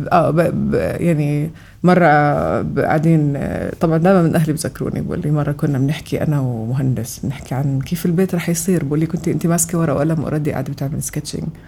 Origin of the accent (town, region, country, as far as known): Amman, Amman Governorate, Jordan; born or raised there; also born or lived in Kuwait